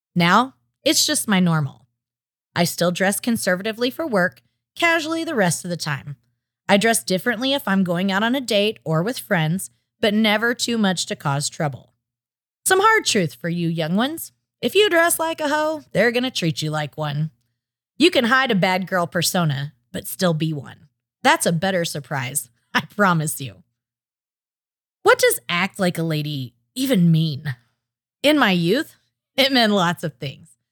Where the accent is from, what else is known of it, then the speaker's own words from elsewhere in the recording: Oklahoma, United States; I was raised in Oklahoma